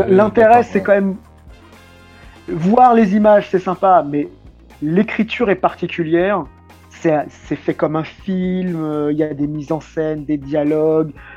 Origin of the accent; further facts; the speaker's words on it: France; on est des Français, caucasiens, on va dire, même si on a des origines euh, du Maghreb